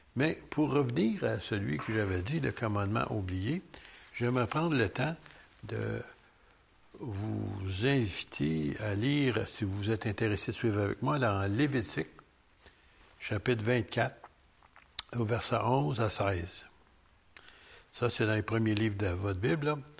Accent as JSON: {"language": "French", "region": "Quebec", "country": "Canada"}